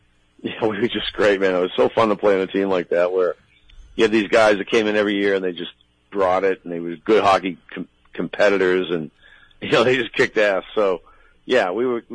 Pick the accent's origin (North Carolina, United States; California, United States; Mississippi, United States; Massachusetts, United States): Massachusetts, United States; Boston; I grew up in Boston